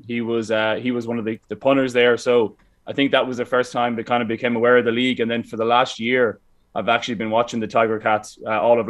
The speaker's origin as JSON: {"language": "English", "country": "Ireland", "moved": "yes", "said": "being Irish"}